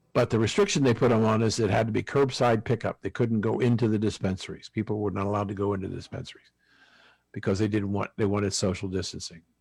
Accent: New Jersey, United States; my home state, New Jersey

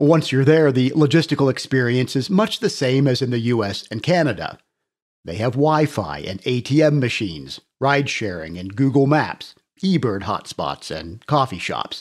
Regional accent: Colorado, United States; my home state of Colorado

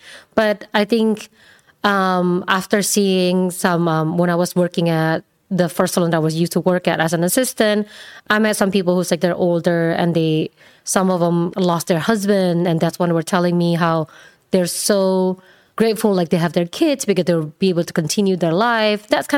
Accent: Indonesia; English is a second language; moved away as an adult; now in United States; Originally? Indonesia.

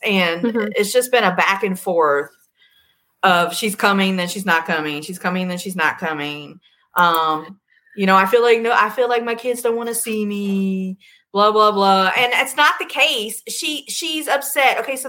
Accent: Virginia, United States; accent: Southern; now in Arizona, United States; I was raised in Virginia and moved out here, but the Southern never leaves.

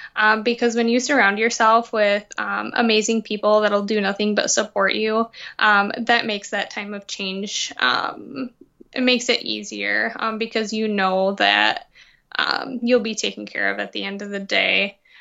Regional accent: Muskegon, Michigan, United States; I grew up in Muskegon

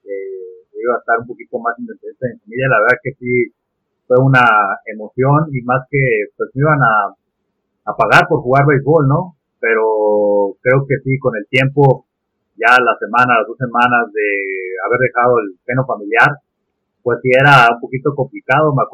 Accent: Mexico City, Mexico; como buen eh, mexicano, buen chilango

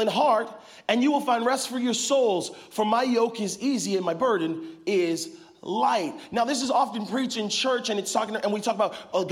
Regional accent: Arizona, United States; now in Northern California, United States; we're both from Arizona, spent some time in Arizona, but now living here in Northern California

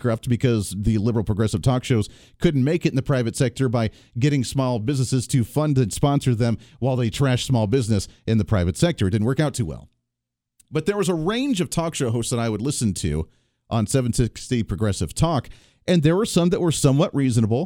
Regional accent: Colorado, United States; moved away; I went to high school in Colorado. I grew up in Colorado.

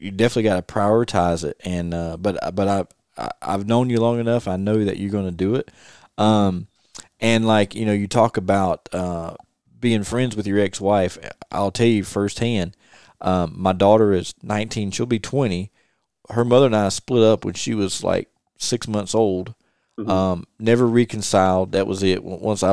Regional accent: the South, United States; I'm a Southerner

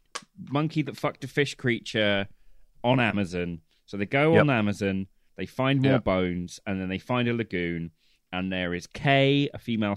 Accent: Plymouth, South West England, United Kingdom; moved away; I was born in Plymouth

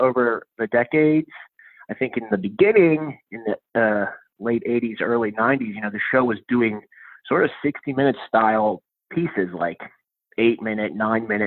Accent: Pittsburgh, Pennsylvania, United States; now in New York, United States

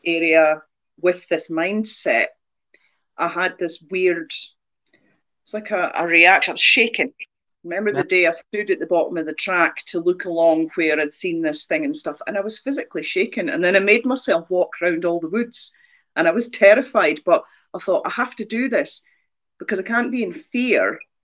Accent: near the Angus Glens, Scotland, United Kingdom; you can drive from where I grew up to the Glens in half an hour

